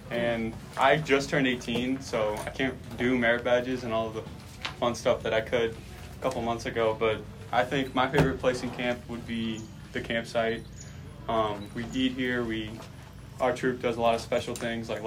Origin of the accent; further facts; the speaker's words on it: St. Louis, Missouri, United States; We're all from St. Louis.